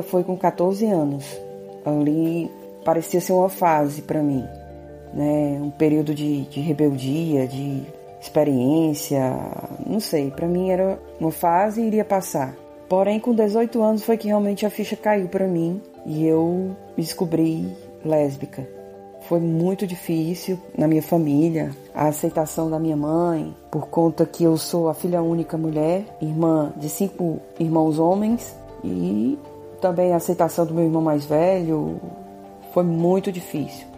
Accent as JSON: {"language": "Portuguese", "town": "Fortaleza", "region": "Ceará", "country": "Brazil", "said": "sou de Fortaleza, Ceará e tenho 41 anos de idade"}